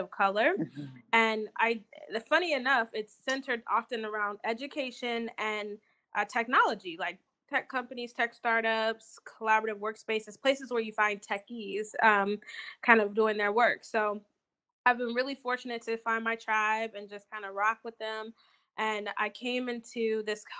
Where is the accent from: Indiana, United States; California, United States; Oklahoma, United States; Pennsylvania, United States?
Indiana, United States; Fort Wayne; moved away as an adult; also born or lived in Alabama / Mississippi; now in Indianapolis, United States; Originally, I'm from Fort Wayne, Indiana.